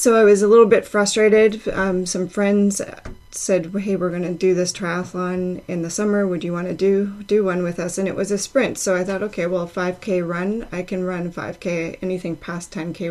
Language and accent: English; Delta, British Columbia, Canada; moved away as an adult; now in Abbotsford, Canada; I grew up in North Delta